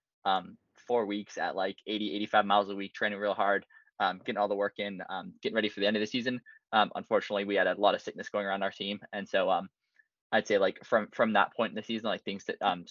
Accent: Saratoga, California, United States; I'm from Saratoga, California, about an hour south of Berkeley

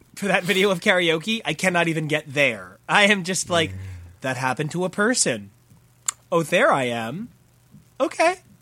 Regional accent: Sayreville, New Jersey, United States; growing up in this town

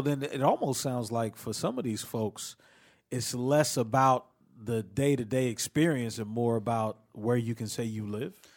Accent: Philadelphia, Pennsylvania, United States; moved away; also born or lived in Washington, D.C.; I'm from the Philly area and lived in D C a bunch of years

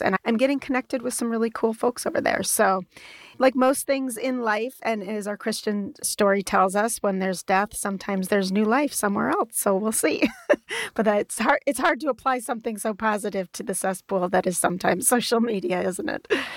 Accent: United States; as an American

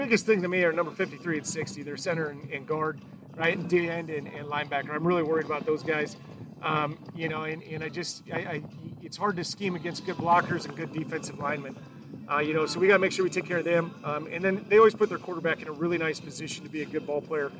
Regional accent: Northwest Iowa, United States; My hometown's still 3 hours away up from Northwest Iowa

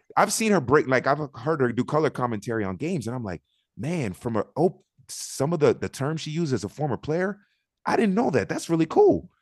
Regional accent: Miami, Florida, United States; also born or lived in Augusta, Georgia; I grew up in Miami

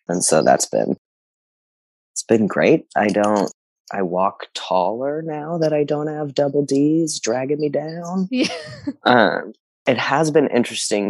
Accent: South Texas, United States; I come from South Texas, um, where I just never even knew trans people existed, and so the community of people that I grew up in know nothing about trans people.

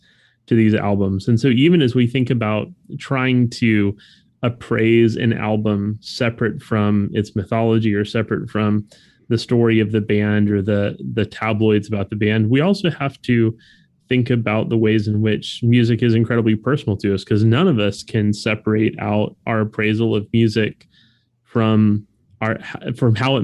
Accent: South Florida, United States; as a white kid growing up in South Florida

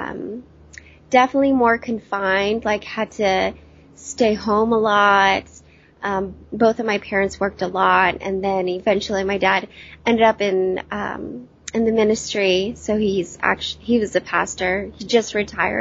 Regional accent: Yuba City, California, United States; now in San Diego, United States; I'm originally from Northern California. I'm now in San Diego

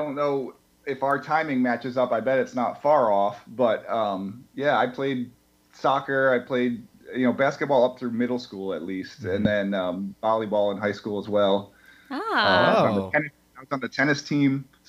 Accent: Catskill, New York, United States; also born or lived in Hartford, Connecticut; now in Albany, United States; I grew up there, lived in Catskill until I went to college in Hartford, Connecticut, at the University of Hartford.

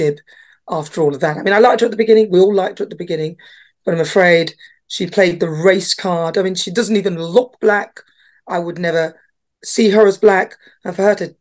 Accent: Newcastle upon Tyne, North East England, United Kingdom; I was born in this country in Britain. And, you know, I was born in Newcastle. It's in the northeast of England

